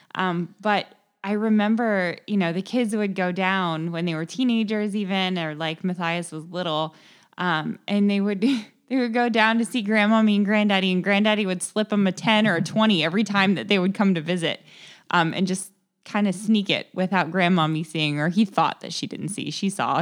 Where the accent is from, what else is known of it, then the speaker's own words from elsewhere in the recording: Kettering, Ohio, United States; also born or lived in San Diego area, California; I grew up in Kettering, Ohio is where I was born, um, and grew up, uh, spent pretty much my entire life in the Dayton area